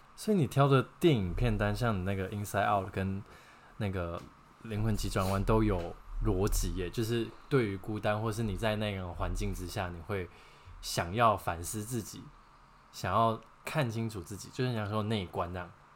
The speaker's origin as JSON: {"language": "Chinese", "country": "Taiwan", "said": "我们台湾人真的很依赖啦"}